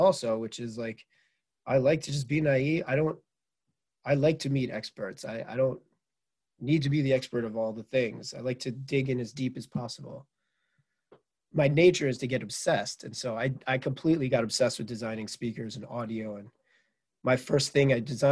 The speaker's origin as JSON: {"language": "English", "town": "Merrick", "region": "New York", "country": "United States", "tie": "born or raised there", "also_born_or_lived": "Manhattan, New York / Michigan", "moved": "as an adult", "said": "I grew up in Merrick, Long Island, and born in Manhattan."}